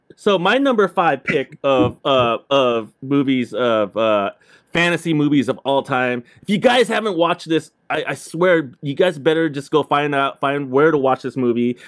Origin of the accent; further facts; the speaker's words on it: Southern California, United States; I grew up in Southern California